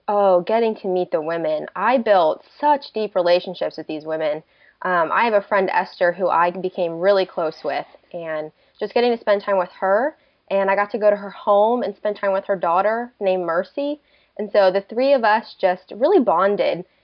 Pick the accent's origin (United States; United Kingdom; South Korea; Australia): United States; Delaware; moved away as an adult; also born or lived in Oklahoma; I'm originally from Delaware, and so I moved out to Oklahoma just to do college